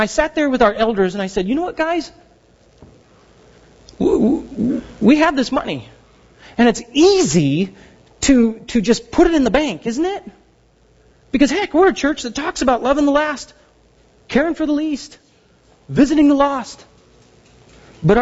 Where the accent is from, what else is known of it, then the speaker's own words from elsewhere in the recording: Southern California, United States; I grew up in Southern California